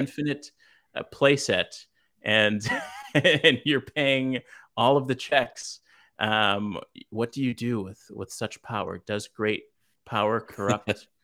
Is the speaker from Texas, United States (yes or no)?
no; Los Angeles, California, United States; I grew up in South Central L A.